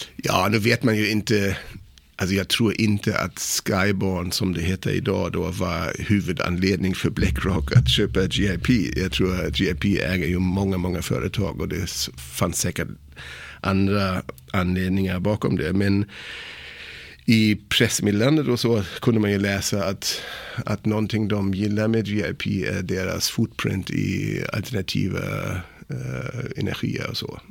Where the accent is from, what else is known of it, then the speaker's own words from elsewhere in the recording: Kiel, Schleswig-Holstein, Germany; Swedish is a second language; moved away as an adult; now in Sweden; jag är född i Tyskland, i Kiel